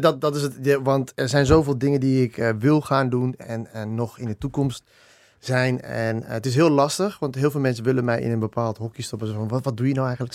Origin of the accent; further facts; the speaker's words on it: Dedemsvaart, Overijssel, Netherlands; also born or lived in Australia; wij zijn echt eh, opgegroeid in Dedemsvaart. in, in, ja, dat is in Overijssel